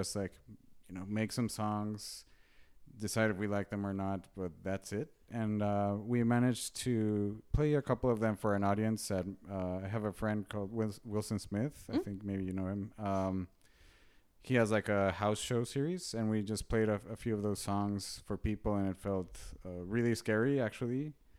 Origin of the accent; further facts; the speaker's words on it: Mexico City, Mexico; moved away; I'm from Mexico City. So mm-hmm. growing up in Mexico, I was a terrible high school student.